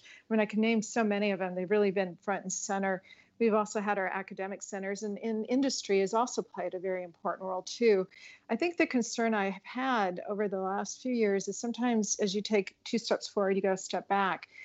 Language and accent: English; Colorado, United States; I grew up in Colorado